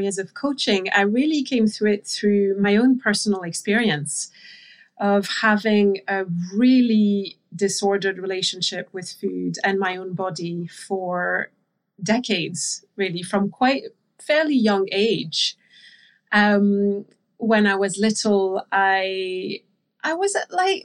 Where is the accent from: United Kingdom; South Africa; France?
France; And I grew up in France, so I'm French.